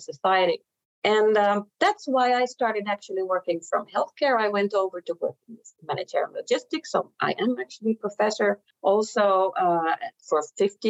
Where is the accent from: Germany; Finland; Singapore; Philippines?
Finland; moved away as an adult; now in Norway; So I am a Finnish citizen, and I've lived in Finland most of my life